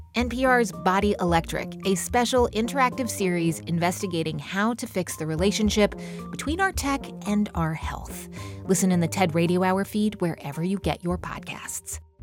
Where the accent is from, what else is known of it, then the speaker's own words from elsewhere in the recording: Massachusetts, United States; now in Ohio, United States; my home state of Massachusetts